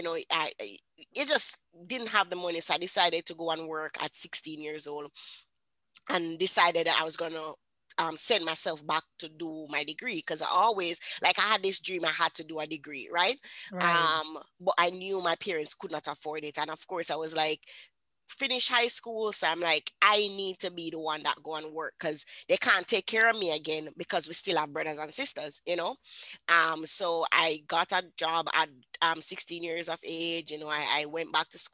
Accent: Kingston, Jamaica; I grew up in Kingston, Jamaica.

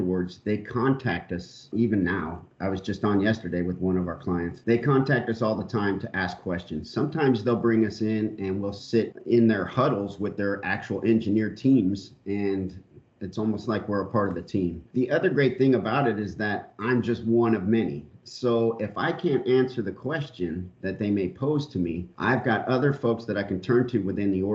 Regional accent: San Diego, California, United States; moved away as an adult; also born or lived in Long Beach, California; I'm originally from Long Beach, California, and then moved when I was younger to San Diego, California, where I actually stayed all the way till I joined the military

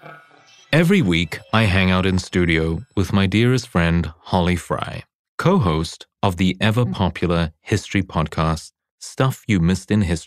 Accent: South Africa; now in United States; I was born in South Africa

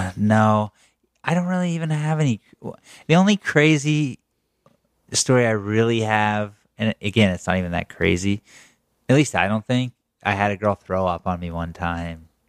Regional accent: Pennsylvania, United States; born or raised there

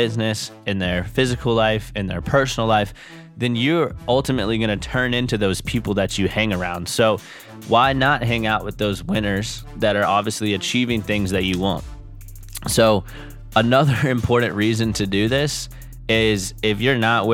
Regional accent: Charleston, South Carolina, United States; growing up in Charleston

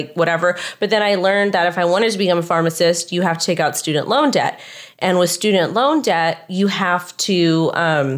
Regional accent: Los Angeles County, California, United States; I'm born and raised in Los Angeles County

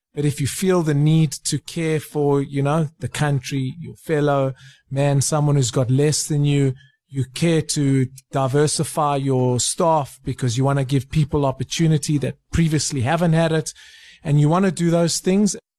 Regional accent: South Africa; as a South African in 2019

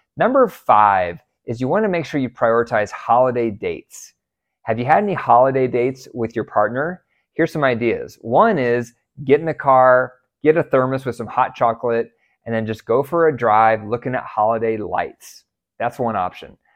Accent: United States; I was raised in America

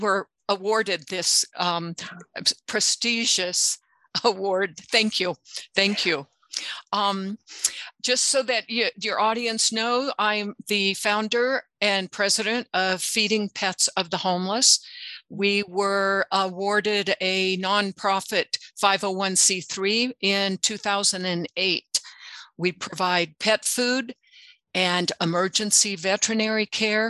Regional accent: United States; like so many other Americans

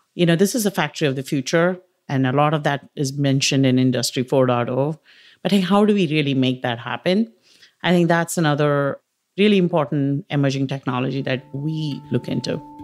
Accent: India; moved away; As you can tell from maybe my accent and pronunciation, I grew up in India

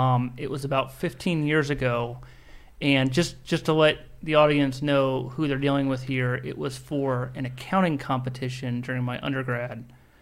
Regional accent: Nebraska, United States; moved away as an adult; now in Washington, D.C. area, United States; we're from Nebraska, I'm from Nebraska.

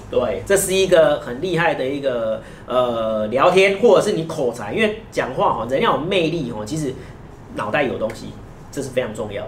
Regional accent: Taiwan; 我们台湾人

